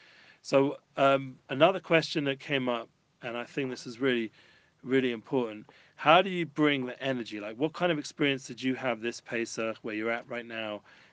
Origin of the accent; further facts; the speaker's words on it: London, United Kingdom; I'm traditional Jew from North London.